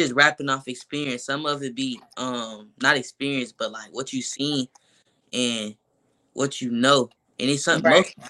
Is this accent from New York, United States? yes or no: no; Milwaukee, Wisconsin, United States; I'm from Milwaukee, Wisconsin.